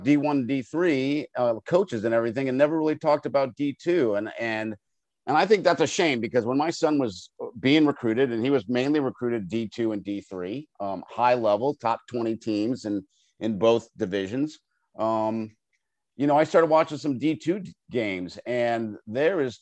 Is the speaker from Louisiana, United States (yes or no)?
no; Longmeadow, Massachusetts, United States; now in Northern Virginia, United States; growing up in my hometown of Longmeadow, Massachusetts.